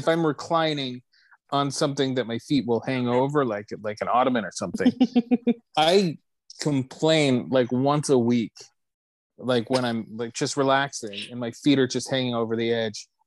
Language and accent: English; Florida, United States; I was born in Florida.